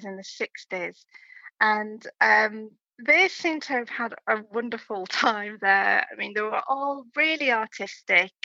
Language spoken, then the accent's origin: English; Hull, Yorkshire and the Humber, United Kingdom; me growing up in Hull